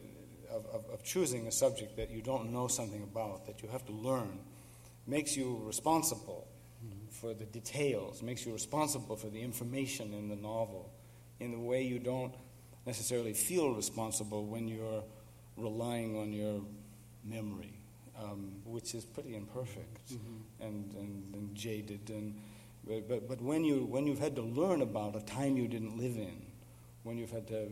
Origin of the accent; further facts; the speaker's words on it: United States; growing up in this country